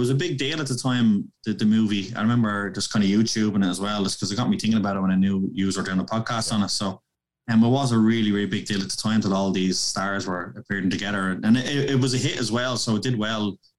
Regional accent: Portland, Oregon, United States; because obviously we're from Portland.

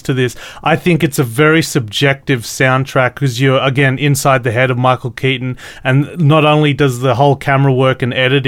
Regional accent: Australia; I'm Australian

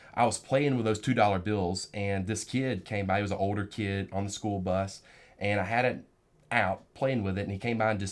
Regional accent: rural South Georgia, United States; Young man growing up in Georgia. In rural South Georgia, right there in the heart of it

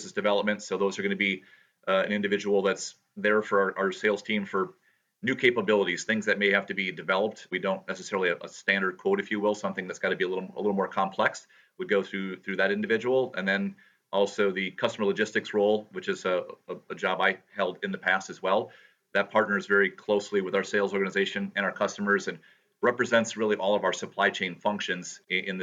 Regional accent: Appleton, Wisconsin, United States; been born and raised in the Fox Cities area and lived in Appleton for pretty much the last 50 odd years

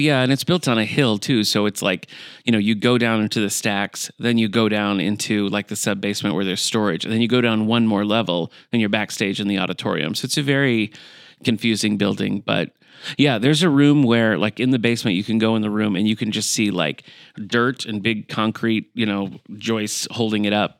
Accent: Battle Creek, Michigan, United States; moved away; I'm originally from Michigan, from Battle Creek, Michigan

